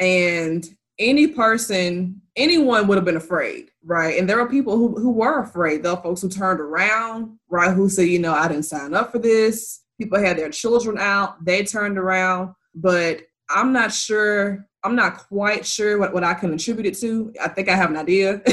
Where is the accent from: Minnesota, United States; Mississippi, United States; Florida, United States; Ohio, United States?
Mississippi, United States; moved away; I'm from Mississippi, and my family, most of my family still lives there